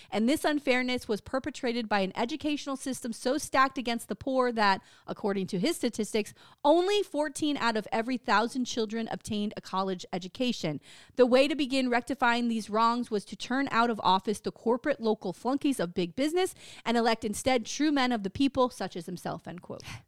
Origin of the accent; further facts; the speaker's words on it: Jefferson Parish, Louisiana, United States; I'm from Jefferson Parish